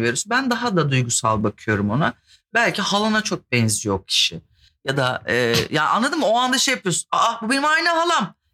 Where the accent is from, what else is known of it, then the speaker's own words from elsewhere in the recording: İzmir, Turkey; Ben İzmirliyim